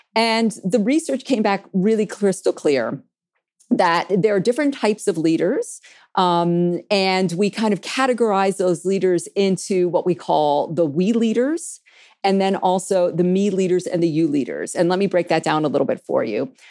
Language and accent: English; New York City, New York, United States; I grew up in New York City